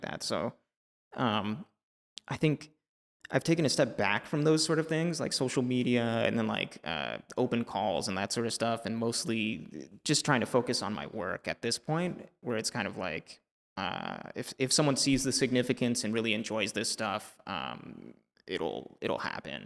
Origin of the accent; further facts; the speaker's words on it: El Salvador; moved away; I spent a lot of time growing up in El Salvador.